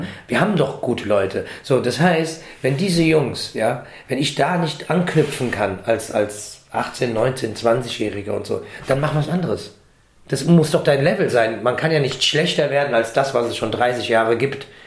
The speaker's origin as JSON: {"language": "German", "town": "Frankfurt", "region": "Hesse", "country": "Germany", "tie": "born or raised there", "said": "weil wir hier geboren sind und uns auch als Frankfurter sehen. Ich sehe mich absolut als Frankfurter und auch als Deutscher"}